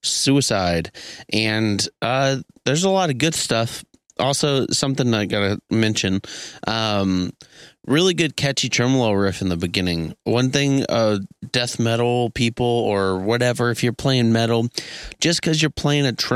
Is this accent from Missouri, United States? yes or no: yes; Kansas City, Missouri, United States; Kansas City, Missouri, my hometown